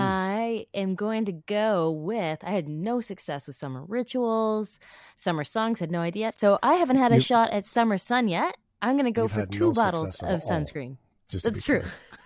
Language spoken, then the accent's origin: English; British Columbia, Canada; But as a British Columbia girl